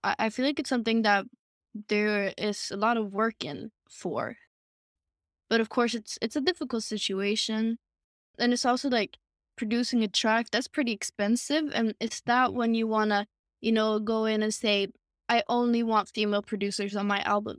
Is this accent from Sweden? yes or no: yes; Sweden; Sweden. I'm, uh, born and raised here, still living here